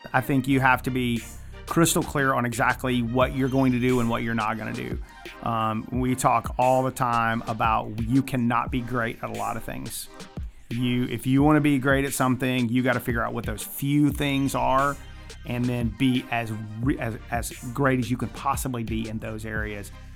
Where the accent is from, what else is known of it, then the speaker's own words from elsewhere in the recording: Atlanta, Georgia, United States; now in Athens, United States; I grew up in Metro Atlanta